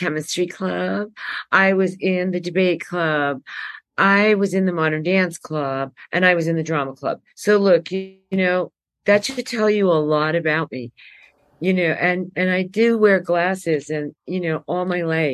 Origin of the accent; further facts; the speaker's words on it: New York City, New York, United States; accent: New Yorker; also born or lived in Cuba; I was born in Cuba, and my mom took us out of Cuba and moved us to Brooklyn, because that's where her relatives lived.